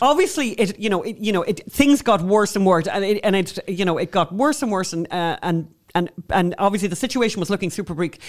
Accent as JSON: {"language": "English", "country": "Ireland", "said": "we're obviously Irish"}